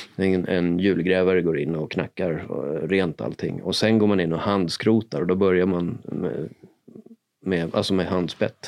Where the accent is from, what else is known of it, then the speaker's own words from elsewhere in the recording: Sollentuna, Stockholm County, Sweden; now in Stockholm, Sweden; Jag och Marcus här är uppvuxna i Sollentuna tillsammans